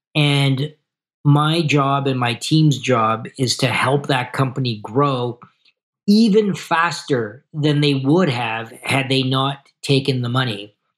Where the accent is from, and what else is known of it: Canada